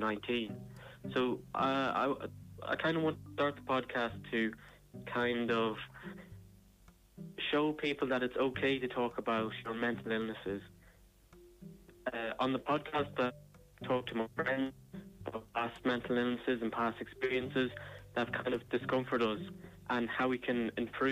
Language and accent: English; Ireland; also born or lived in Dún Laoghaire; I'm from Kilchandra.